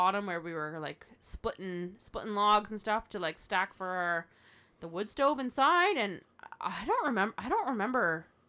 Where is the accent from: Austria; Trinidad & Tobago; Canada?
Canada; That's just part of being Canadian.